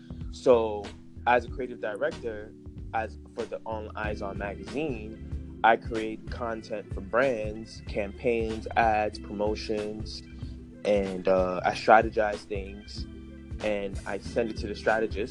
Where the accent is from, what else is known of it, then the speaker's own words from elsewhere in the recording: New York, United States; I'm born and raised in New York.